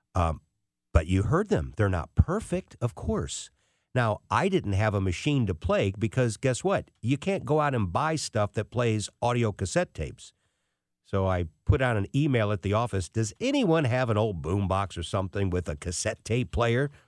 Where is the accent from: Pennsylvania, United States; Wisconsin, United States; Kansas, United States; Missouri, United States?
Missouri, United States; St. Louis; accent: Saint Louis; also born or lived in England; as an American with, obviously, my Saint Louis accent.